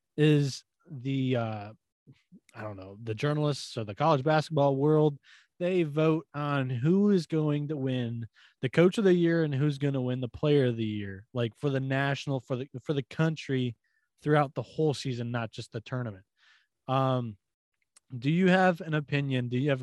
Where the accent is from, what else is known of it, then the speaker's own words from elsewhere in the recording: Michigan, United States; Growing up in Michigan